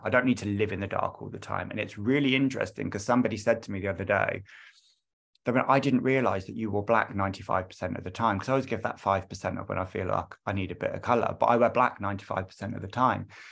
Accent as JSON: {"language": "English", "region": "London", "country": "United Kingdom", "said": "I am from London"}